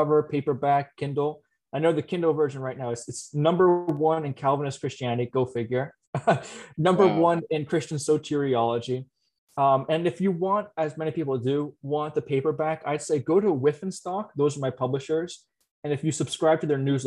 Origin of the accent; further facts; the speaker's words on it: New Jersey, United States; I am from New Jersey